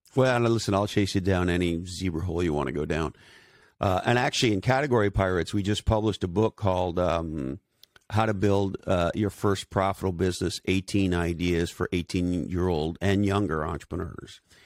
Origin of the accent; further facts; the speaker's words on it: Canada; also born or lived in Silicon Valley; now in Santa Cruz, United States; I'm originally from Canada. I live in Santa Cruz, California today